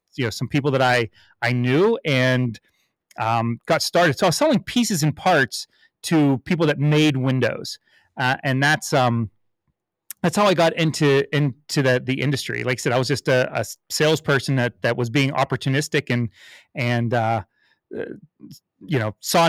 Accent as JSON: {"language": "English", "town": "Pittsburgh", "region": "Pennsylvania", "country": "United States", "tie": "born or raised there", "said": "I'm a born and raised in Pittsburgh"}